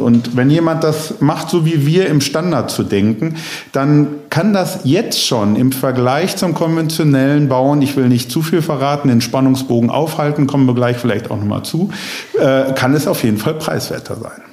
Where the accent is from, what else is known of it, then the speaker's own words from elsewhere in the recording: Bochum, North Rhine-Westphalia, Germany; obwohl es meine Heimatstadt ist